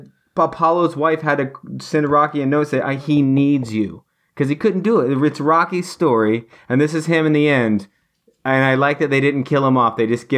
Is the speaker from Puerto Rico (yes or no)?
no; England, United Kingdom; I'm sorry, I'm English.